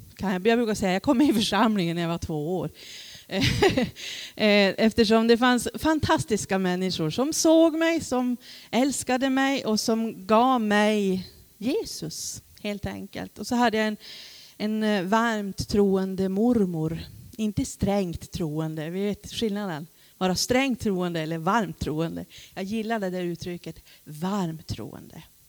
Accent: Vidsel, Norrbotten County, Sweden; also born or lived in Rosvik; now in Luleå, Sweden; själv kommer jag från Vidsel

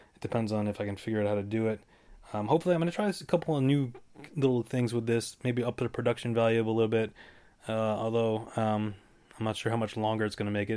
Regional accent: Davenport, Iowa, United States; Davenport, Iowa all the way

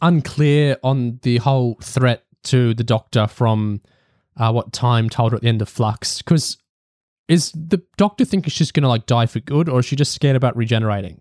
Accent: Australia; me being Australian

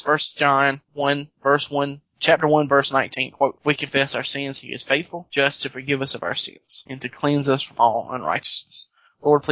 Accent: South Carolina, United States; speaking as South Carolinian

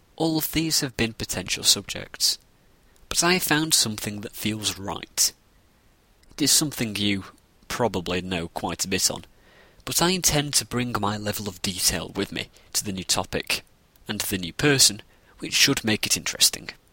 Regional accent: Northern England, United Kingdom; I'm from Northern England

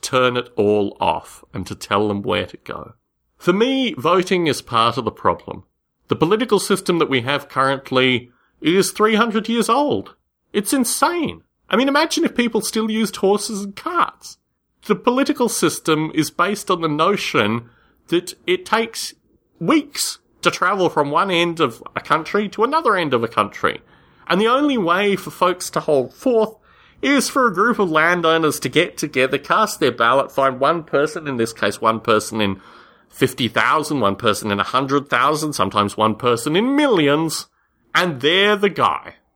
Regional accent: Canberra, Australian Capital Territory, Australia; moved away; I grew up in Canberra, Australia

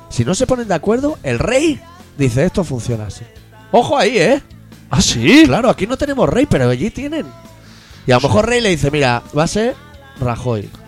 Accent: Catalonia, Spain; Yo soy catalán.

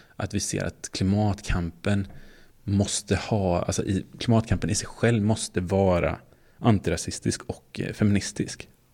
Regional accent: Småland, Sweden; som är från Småland

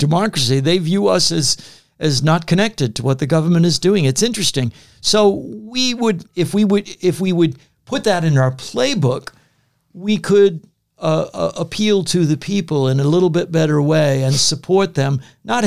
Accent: United States; I said, "United States,"

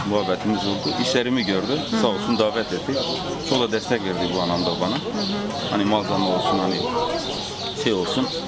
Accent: Diyarbakır Province, Turkey; Diyarbakırlıyım evet Diyarbakırlıyım. E, bizim köyümüz var.

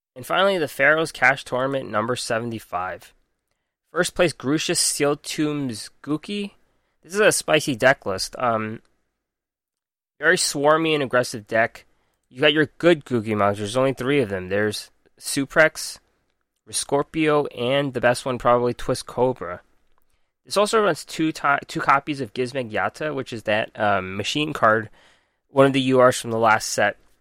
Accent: Jersey City, New Jersey, United States; I'm American. Grew up in Jersey City

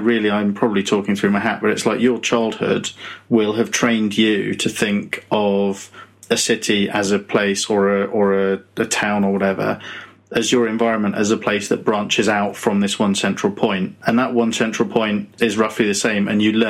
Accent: Muswell Hill, London, United Kingdom; born there; I think I was born in Muswell Hill. I was born in a hospital. But I think I lived in my gran's house for the first few years of my life

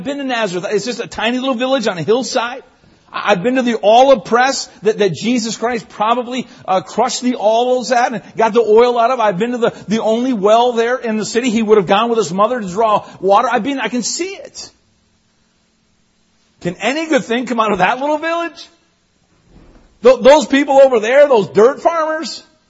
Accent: Newfoundland and Labrador, Canada; People ask all the time, are you from the States? I'm not. I'm from Newfoundland.

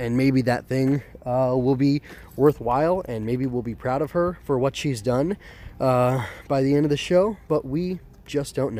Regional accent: United States; being an American

